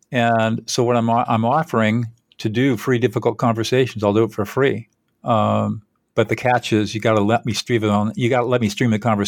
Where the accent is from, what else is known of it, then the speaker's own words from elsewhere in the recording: California, United States; Well, I'm 72 years old. I grew up in Southern California.